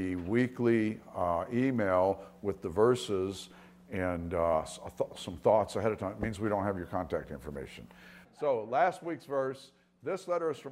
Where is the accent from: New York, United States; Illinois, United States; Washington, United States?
New York, United States; Long Island; I grew up on Long Island